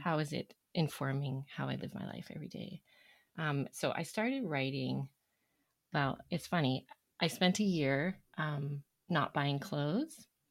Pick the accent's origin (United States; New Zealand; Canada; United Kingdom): Canada; Toronto, Ontario; now in Alberta, Canada; I grew up in Ontario, the Toronto area, and I've been in Alberta now for, hmm, well, the majority of my life